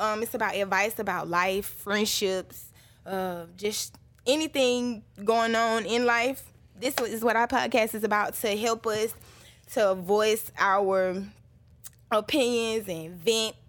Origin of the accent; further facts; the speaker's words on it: Atlanta, Georgia, United States; born and raised on the east side, I am from Boulder Crest